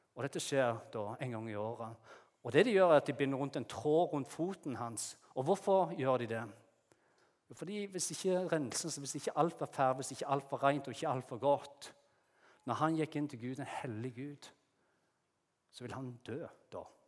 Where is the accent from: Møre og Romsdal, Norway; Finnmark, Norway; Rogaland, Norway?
Rogaland, Norway; Jæren; moved away as an adult; now in Lyngdal, Norway; det er ikke det at vi ikke har fine strendene på Jæren, der jeg kommer fra